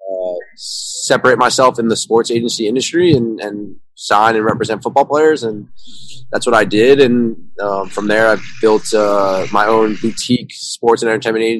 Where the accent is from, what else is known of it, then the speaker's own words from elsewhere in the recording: Suffern, New York, United States; I'm from New York, from a kind of small town, 30 minutes upstate New York City, Suffern. I played ice hockey growing up